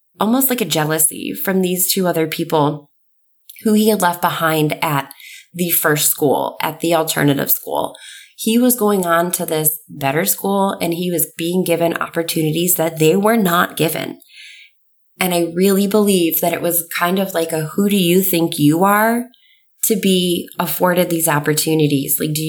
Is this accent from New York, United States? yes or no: yes; New York, United States; I grew up in New York